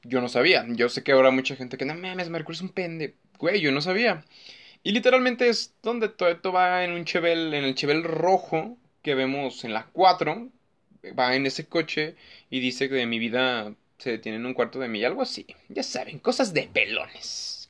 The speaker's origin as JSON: {"language": "Spanish", "country": "Mexico", "said": "somos mexicanos"}